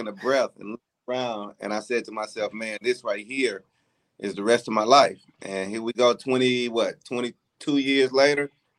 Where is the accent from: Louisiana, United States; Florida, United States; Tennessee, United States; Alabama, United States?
Tennessee, United States; Memphis; moved away as an adult; also born or lived in Houston, Texas; I'm originally from the good state of D. I'm from Memphis. A lot of people may remember me. … Came to Houston, Texas, 97 on a football scholarship.